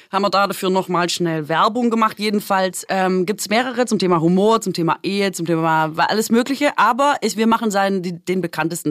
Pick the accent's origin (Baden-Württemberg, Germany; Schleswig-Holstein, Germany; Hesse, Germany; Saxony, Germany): Baden-Württemberg, Germany; Aalen; moved away; da, wo ich herkomme, und das habe ich auch beim Pierre vorgemacht, ist äh, ja Aalen